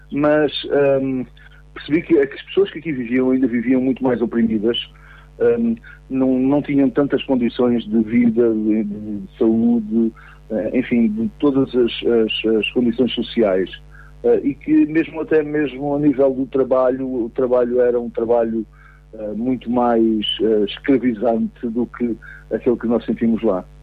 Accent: Angola; born there; Não, eu nasci em Angola. Os meus pais eram missionários uh, em Angola uh, e, portanto, vivíamos lá há muitos anos

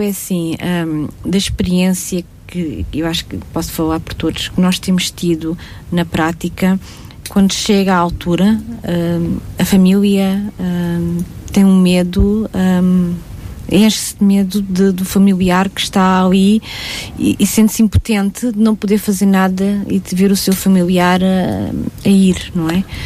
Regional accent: Castelo Branco, Portugal; eu sou de Castelo Branco, de uma terrinha lá muito escondidinha de Castelo Branco

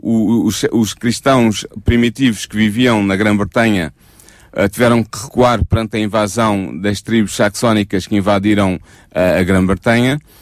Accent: Portugal; nós como portugueses

